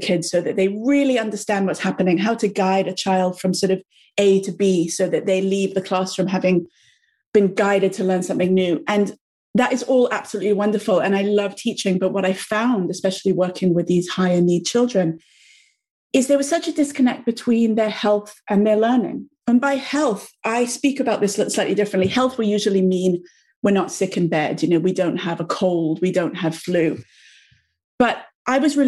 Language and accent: English; England, United Kingdom; moved away as an adult; also born or lived in New York; my background is I'm from England, as you may be able to hear, although I lived in New York for many, many, many years, about 12 years